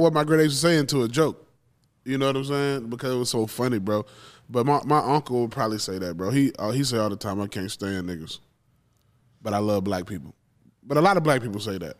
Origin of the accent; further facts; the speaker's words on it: Macon, Georgia, United States; moved away as an adult; now in Austin, United States; I was raised in Macon, Georgia